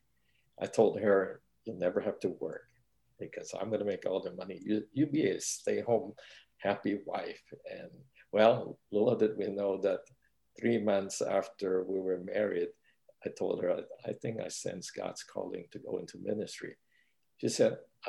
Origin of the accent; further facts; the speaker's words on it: Philippines; moved away as an adult; now in United States; I came to America in 1971. I grew up in the Philippines